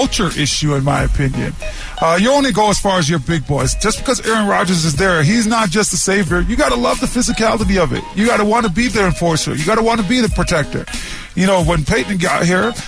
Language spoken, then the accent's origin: English; Canada; moved away; being a Canadian